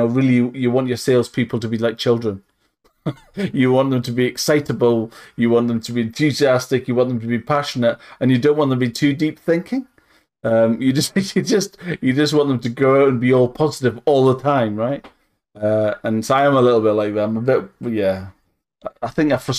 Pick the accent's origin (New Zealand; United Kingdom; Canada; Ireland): United Kingdom; Northumberland, North East England; I'm from Northumberland